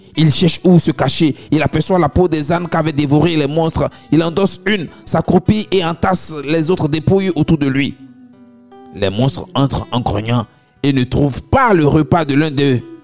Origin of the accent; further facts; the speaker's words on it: Abobo, Abidjan, Côte d’Ivoire; chez nous, à Abobo